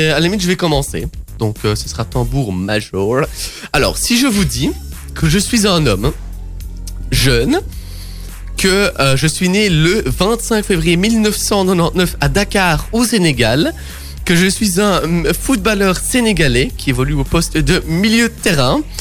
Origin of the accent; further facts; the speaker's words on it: Brussels, Belgium; born there; Je suis né à Bruxelles, je fais 1m74.